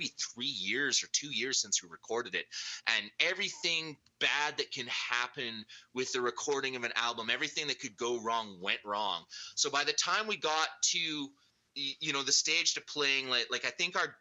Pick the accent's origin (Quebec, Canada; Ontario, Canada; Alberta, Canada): Alberta, Canada; also born or lived in New Brunswick / England; now in Vancouver, Canada; I was born in New Brunswick, but I mean, I've spent most of my life in Alberta.